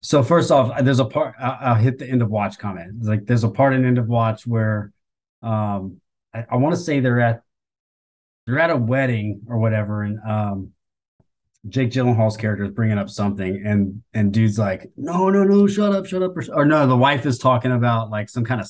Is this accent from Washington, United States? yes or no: no; Southern Louisiana, United States; also born or lived in Oklahoma; I grew up in Southern Louisiana and Oklahoma